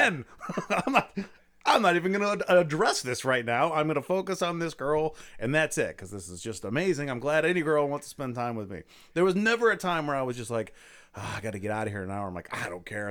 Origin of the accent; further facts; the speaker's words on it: Akron, Ohio, United States; now in Lakewood, United States; I'm from Akron.